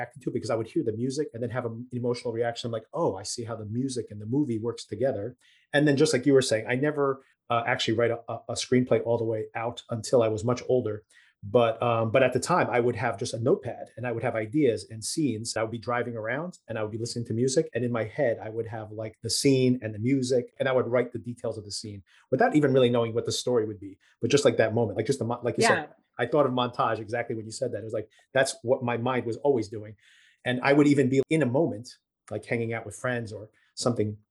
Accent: Newark, New Jersey, United States; We grew up in Newark

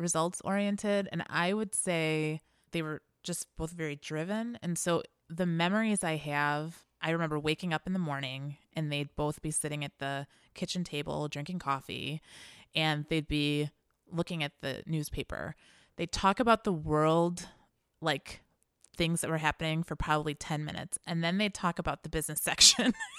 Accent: Chicago, Illinois, United States; I was born here

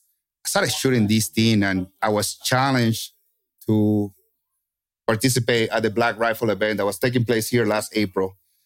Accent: Kentucky, United States; as you say, I'm from Kentucky. So I was Kentucky winding the entire time.

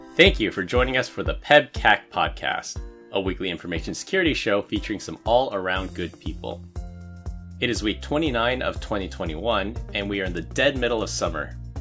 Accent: San Francisco, California, United States; moved away; I was born and raised in San Francisco

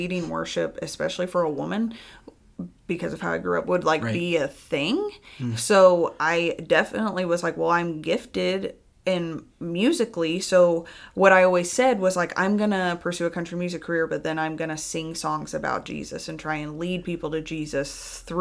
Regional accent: Tennessee, United States; I grew up in Tennessee

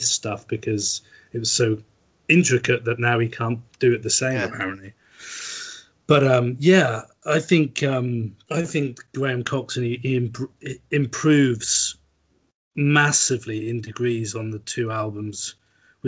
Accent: Norwich, East of England, United Kingdom; Dave's a local councillor in my hometown at the moment

